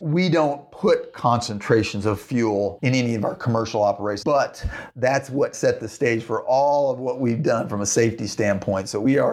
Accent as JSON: {"language": "English", "region": "Central Plains states", "country": "United States", "tie": "born or raised there", "said": "I grew up in Central Plains states"}